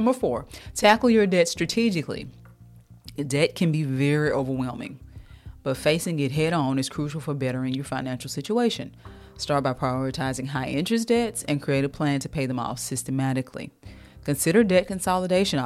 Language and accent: English; United States; also born or lived in the South (US); I'm from America. I'm in the South.